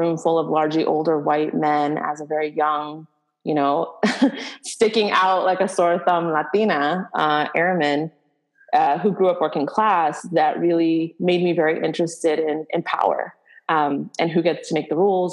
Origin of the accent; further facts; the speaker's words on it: Boston, Massachusetts, United States; growing up in Boston